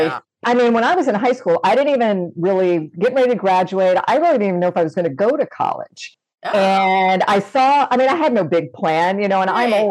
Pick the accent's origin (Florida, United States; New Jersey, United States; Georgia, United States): Florida, United States; And I grew up in Good Florida where, you know, things fly to space from.